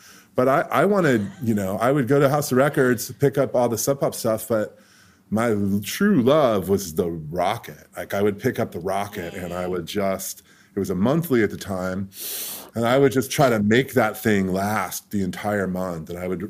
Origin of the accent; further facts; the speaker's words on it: Corvallis, Oregon, United States; moved away as an adult; also born or lived in Eugene, Oregon; now in Seattle, United States; I grew up in Corvallis, which is a small town